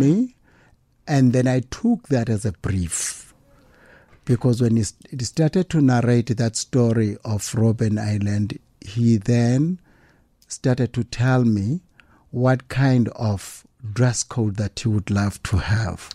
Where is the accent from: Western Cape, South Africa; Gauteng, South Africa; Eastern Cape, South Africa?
Eastern Cape, South Africa; Pondoland; I come from the Pondo land